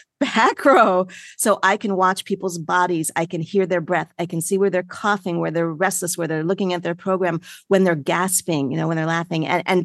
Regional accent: New York, United States; So I am a can-do person. I'm a New Yorker.

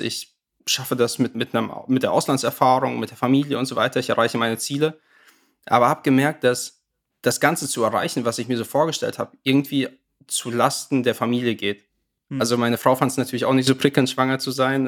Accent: near Hanover, Lower Saxony, Germany; komme aus der Nähe von Hannover

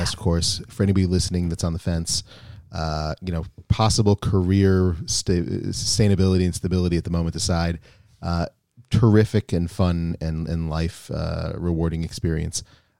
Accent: United States; You know, we take that for granted, sure, growing up in the United States, that we understand that a little bit more.

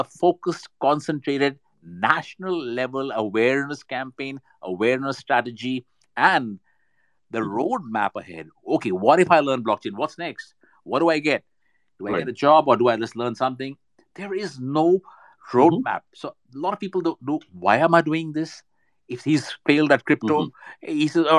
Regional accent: India; We've got the brains right here in India. I'm Indian

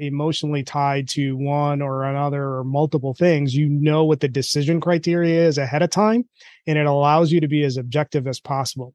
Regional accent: India; moved away; I'm Indian

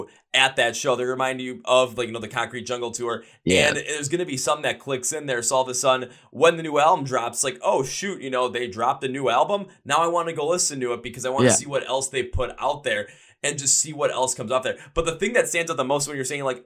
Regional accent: Milwaukee, Wisconsin, United States; my hometown Milwaukee

